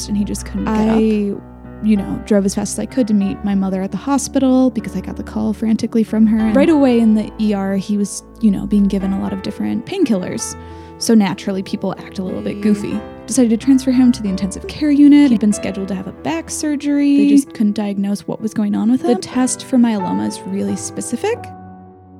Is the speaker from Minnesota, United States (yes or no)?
yes; Minneapolis, Minnesota, United States; moved away; also born or lived in France; growing up in Minneapolis